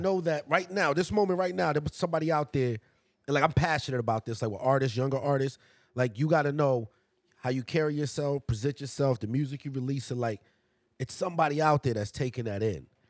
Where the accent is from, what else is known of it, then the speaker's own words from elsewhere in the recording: Massachusetts, United States; I grew up in Massachusetts, a lot of Irish.